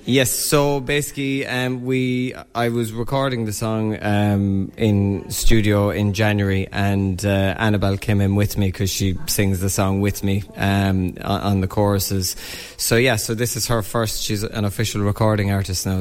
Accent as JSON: {"language": "English", "town": "Newcastle West", "region": "Munster", "country": "Ireland", "tie": "born or raised there", "also_born_or_lived": "London / Galway", "moved": "as an adult", "said": "grew up in Newcastle West, um, and then I was in London for about 10 years, so back home about four years now"}